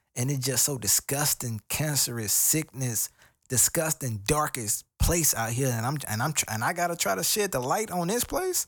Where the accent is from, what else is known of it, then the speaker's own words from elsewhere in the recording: United States; I'm African American.